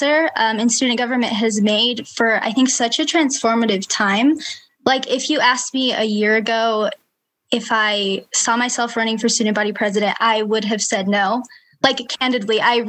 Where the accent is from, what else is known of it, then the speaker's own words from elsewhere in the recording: Provo, Utah, United States; I was born and raised in Provo